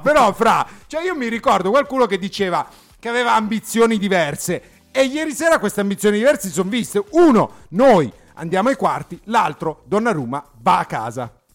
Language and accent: Italian; Sedriano, Lombardy, Italy; son di Sedriano Beach